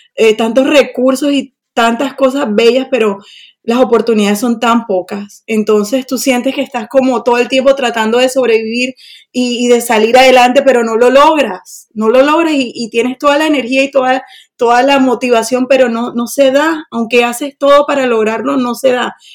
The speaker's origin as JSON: {"language": "Spanish", "town": "Barranquilla", "region": "Atlántico", "country": "Colombia", "moved": "as an adult", "lives_now": "Sweden", "said": "soy de Colombia, de Barranquilla, la costa."}